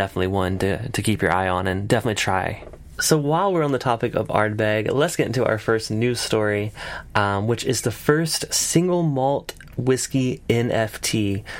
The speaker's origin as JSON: {"language": "English", "region": "South Carolina", "country": "United States", "said": "I'm from South Carolina, we don't have those accents."}